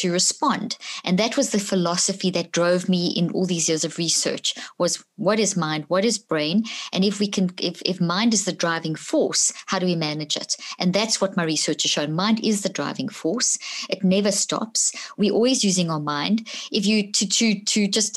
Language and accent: English; South Africa; also born or lived in Zimbabwe; I was born in Zimbabwe, grew up in South Africa.